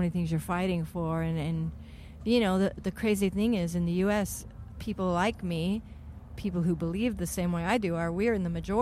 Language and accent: English; Colorado, United States; moved away; also born or lived in Los Angeles; I was from Colorado